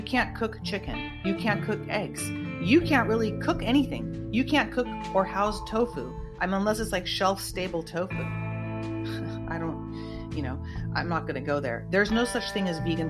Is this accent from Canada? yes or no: no; United States; I am an American